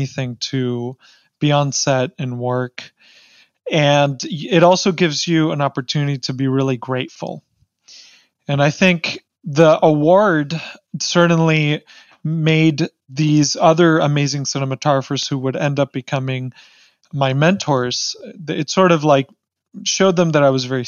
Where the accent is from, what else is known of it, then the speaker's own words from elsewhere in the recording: Mexico City, Mexico; moved away; I was born in Mexico City